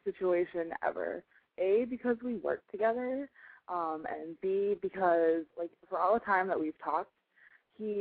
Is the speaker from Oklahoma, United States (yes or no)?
no; Chicago, Illinois, United States; I'm 21 years old, and I'm obviously from Chicago